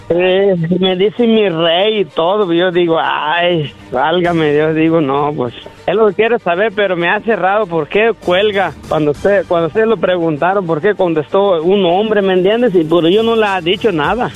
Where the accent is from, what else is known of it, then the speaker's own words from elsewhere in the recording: Michoacán, Mexico; moved away; yo soy michoacano